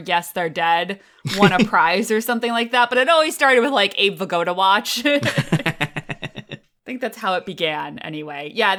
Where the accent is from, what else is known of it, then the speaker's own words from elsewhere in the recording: outside New York City, United States; I grew up outside New York City and I got the radio stations